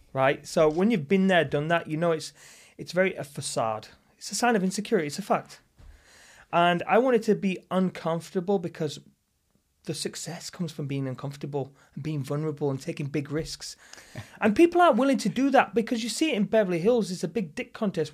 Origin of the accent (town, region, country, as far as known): the north of England, United Kingdom; now in Los Angeles, United States